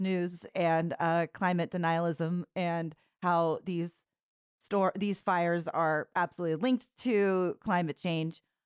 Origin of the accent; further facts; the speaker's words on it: California, United States; also born or lived in San Diego; I grew up in California